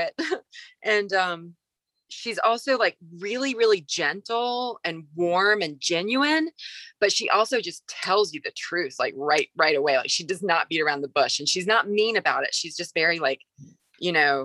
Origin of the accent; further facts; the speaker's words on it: the South, United States; I'm from the South